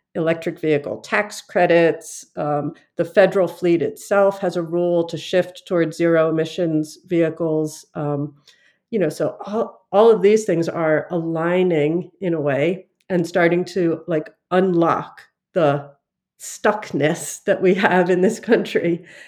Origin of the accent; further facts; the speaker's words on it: Philadelphia, Pennsylvania, United States; my origins in Philadelphia.